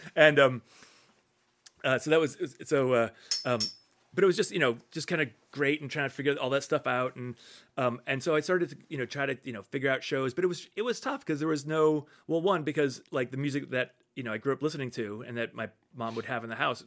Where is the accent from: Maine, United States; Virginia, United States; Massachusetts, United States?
Massachusetts, United States; Fairhaven; I grew up outside of New Bedford in, in this, the small town of Fairhaven on the, okay. on the south coast